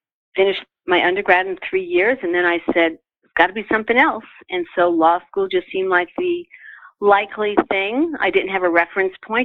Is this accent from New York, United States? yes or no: yes; Long Island, New York, United States; moved away as an adult; also born or lived in Boston; now in Boulder, United States; I grew up in New York on Long Island and then went to law school for 3 years in Boston